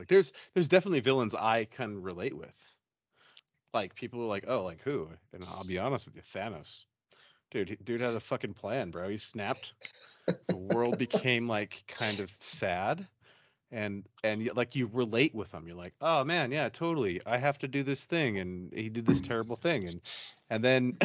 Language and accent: English; West Jordan, Utah, United States; I grew up in West Jordan